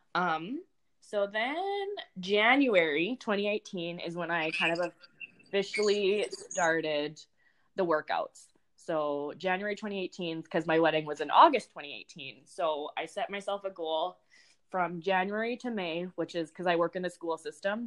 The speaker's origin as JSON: {"language": "English", "region": "Saskatchewan", "country": "Canada", "also_born_or_lived": "North Dakota", "moved": "as an adult", "lives_now": "United States", "said": "I'm from Saskatchewan, um, Canada, and then I went to college in North Dakota"}